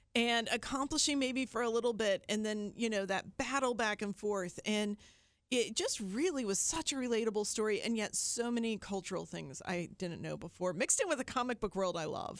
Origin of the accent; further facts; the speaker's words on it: Appalachian Ohio, United States; I'm from Appalachia, Ohio. As south as you can get in Ohio, in fact.